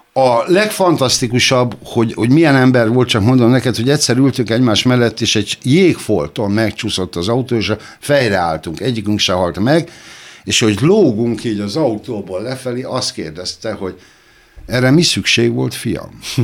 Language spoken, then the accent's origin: Hungarian; Hungary; magyar vagyok